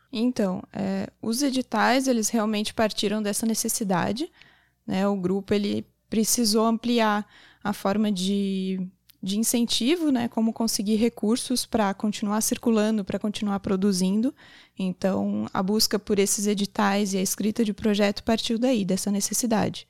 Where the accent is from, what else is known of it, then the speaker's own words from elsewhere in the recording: Garopaba, Santa Catarina, Brazil; also born or lived in São Paulo; E aqui é, continuei com a dança aqui em Garopaba também